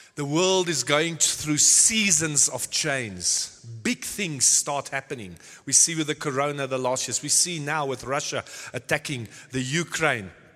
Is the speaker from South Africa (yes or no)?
yes; South Africa; now in Nordhorn, Germany; I was born in South Africa many years back.